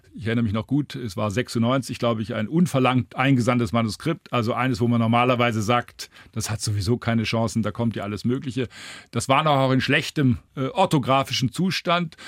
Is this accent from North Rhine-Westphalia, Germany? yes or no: no; Heilbronn, Baden-Württemberg, Germany; moved away; in Heilbronn, meiner Heimatstadt